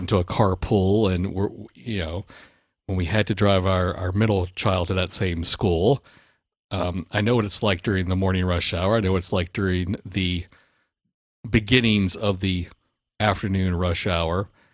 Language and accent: English; Baton Rouge, Louisiana, United States; growing up in Baton Rouge